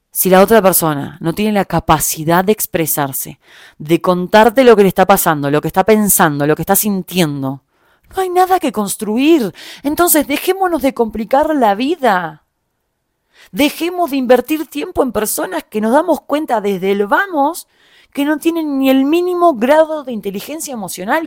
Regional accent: Uruguay; moved away as an adult; also born or lived in Germany / Argentina; now in Mexico; soy uruguaya

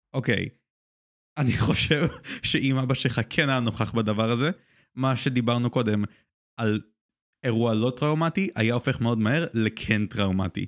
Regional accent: Israel; אני גדלתי בבית שהוא ישראלי

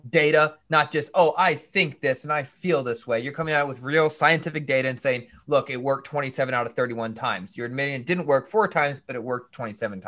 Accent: Buffalo, New York, United States; I was raised just outside of Buffalo, New York

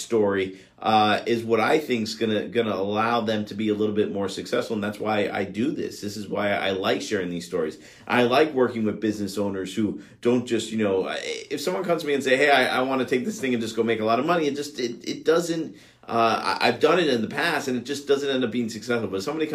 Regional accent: Miami, Florida, United States; my hometown in Miami

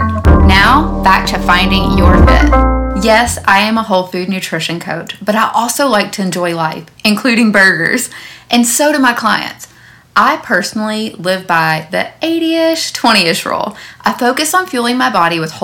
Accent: Owensboro, Kentucky, United States; my hometown of Owensboro, Kentucky

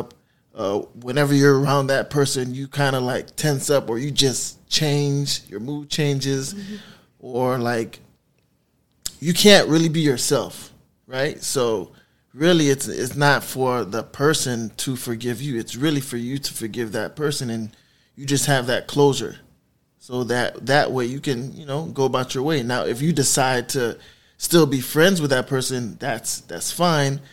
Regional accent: Miami, Florida, United States; I'm from the city, born and raised in Miami

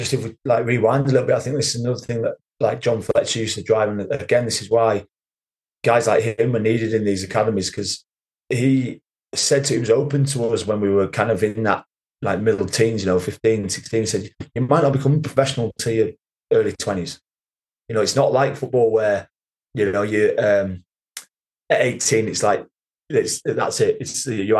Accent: Kendal, North West England, United Kingdom; moved away; also born or lived in Newcastle; played at my home club at Kendal.

